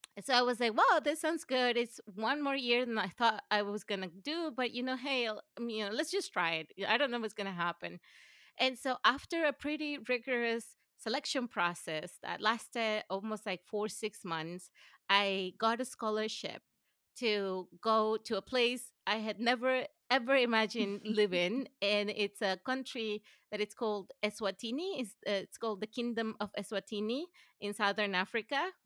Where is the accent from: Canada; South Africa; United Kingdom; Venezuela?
Venezuela; English is a second language; moved away as an adult; also born or lived in Gainesville, Florida / College Station, Texas / Vienna / Detroit; now in United States; I grew up in Venezuela and lived in Venezuela until I was almost eighteen